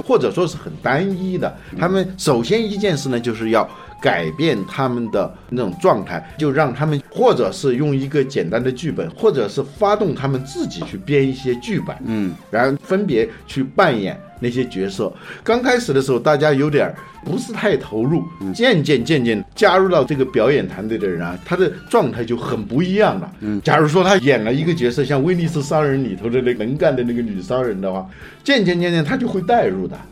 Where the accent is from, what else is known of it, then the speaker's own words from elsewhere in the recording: China; 尤其是像我们中国人对他不了解